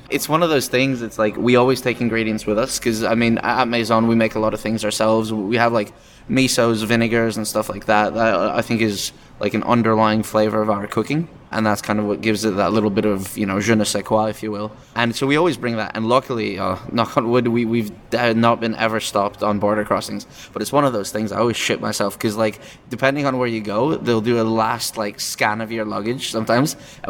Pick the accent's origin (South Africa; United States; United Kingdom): United Kingdom; England; I grew up in England for quite a while.